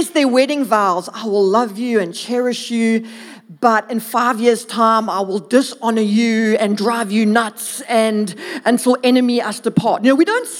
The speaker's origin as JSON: {"language": "English", "town": "Durban", "region": "KwaZulu-Natal", "country": "South Africa", "moved": "yes", "said": "I'm originally from Durvis"}